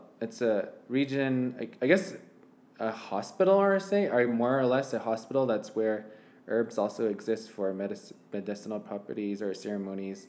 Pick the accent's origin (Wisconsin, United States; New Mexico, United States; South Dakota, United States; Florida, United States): New Mexico, United States; San Juan County; I'm from New Mexico in San Juan County